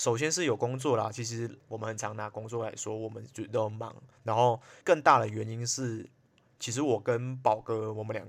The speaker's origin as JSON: {"language": "Chinese", "country": "Malaysia", "said": "我是来自马来西亚，可是已经不太像马来西亚人的…。"}